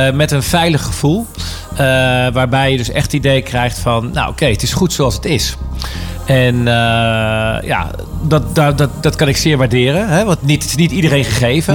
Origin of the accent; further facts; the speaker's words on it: Houten, Utrecht, Netherlands; moved away; ik heb in Houten gewoond.